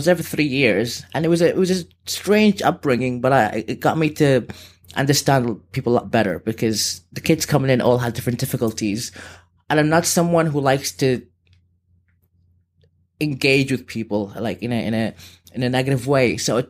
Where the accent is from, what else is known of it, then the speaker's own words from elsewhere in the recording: Sudan; also born or lived in Dubai; now in Liverpool, United Kingdom; I've lived in Liverpool, but I'm originally from Sudan, and I've been a bit around the world.